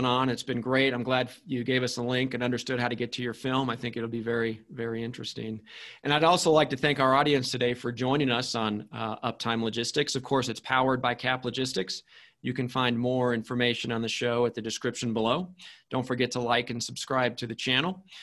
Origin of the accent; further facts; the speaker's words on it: Wichita, Kansas, United States; I grew up in Wichita